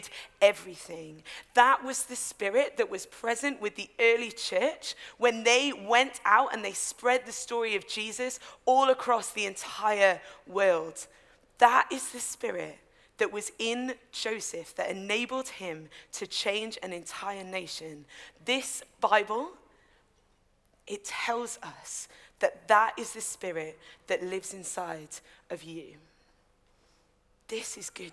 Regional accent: Newcastle upon Tyne, North East England, United Kingdom; accent: Geordie; I'm a Geordie, I say lads

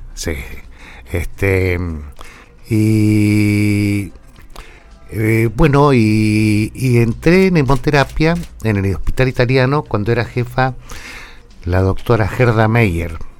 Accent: General Pico, La Pampa, Argentina; also born or lived in Metileo; nosotros vivíamos en el campo, sí. entre Metileo y Pico, y resulta que el médico que iba a atender el parto de mi madre era del doctor Texeira, que era el médico de Metileo. Y no estaba en el momento en que yo... Entonces la tuvieron que traer a Pico a mi vieja y nací acá, nací en la clínica regional.

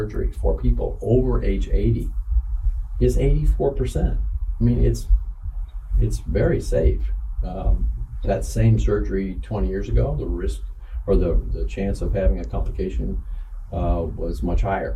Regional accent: Bloomington, Indiana, United States; I'm a Hoosier. I was born and raised in Bloomington

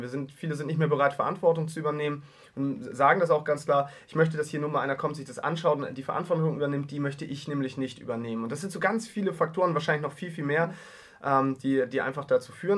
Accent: Heide, Schleswig-Holstein, Germany; Ich komme aus der Kleinstadt, Heide in Schleswig-Holstein, knapp 20.000 Einwohner

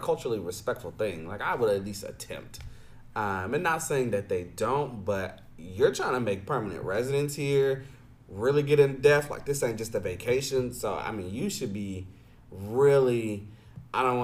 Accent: United States; as the American-born person

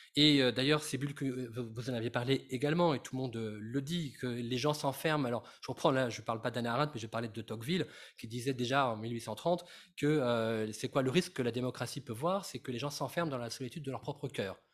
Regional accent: France; je suis français

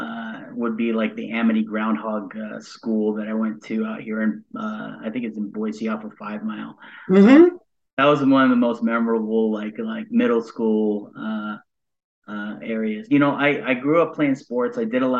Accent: Subic, Central Luzon, Philippines; born there; But I was born on the Subic Bay Naval Base located in Zambales. It's in central Luzon.

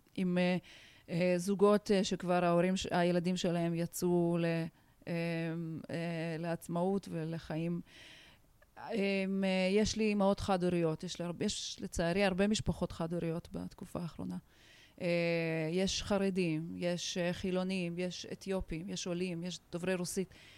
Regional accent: Tajikistan; Hebrew is a second language; now in Israel; אני עולה חדשה, בוכרית, עליתי מטאג'יקיסטן. גדלתי במדינה שבה הייתי זרה

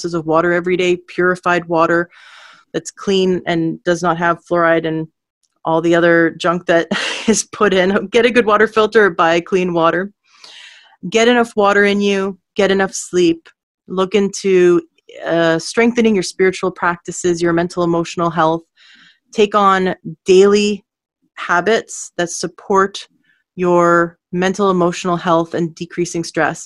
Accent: Canada; also born or lived in Washington State; now in Washington, United States; I'm actually in Washington State, but I am from Canada

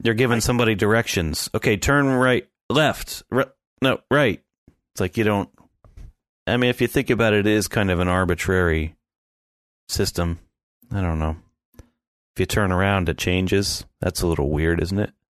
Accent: the Poconos, Pennsylvania, United States; I grew up in the Poconos.

